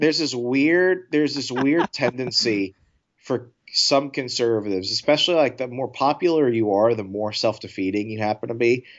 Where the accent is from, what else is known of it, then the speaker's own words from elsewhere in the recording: Fairfax County, Virginia, United States; I grew up in Fairfax County, Virginia